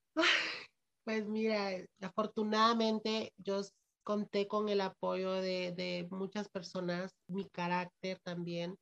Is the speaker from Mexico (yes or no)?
no; Ocotepeque, Honduras; Yo soy de Ocotepeque